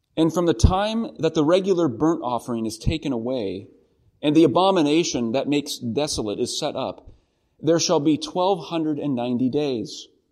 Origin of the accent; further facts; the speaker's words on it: the Northwest, Pacific Northwest, United States; growing up in the Northwest, our family, quite active, uh, got involved in whitewater rafting